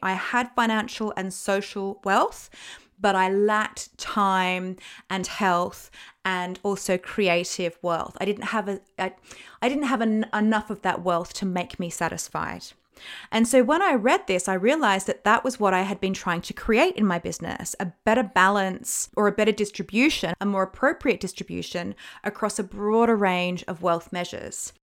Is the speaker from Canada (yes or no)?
no; Australia; moved away as an adult; now in United Kingdom; I'm Australian